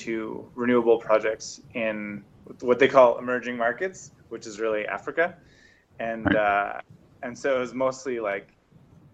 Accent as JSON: {"language": "English", "town": "Calgary", "region": "Alberta", "country": "Canada", "tie": "born or raised there", "also_born_or_lived": "London, England", "moved": "as an adult", "said": "born and raised in Calgary."}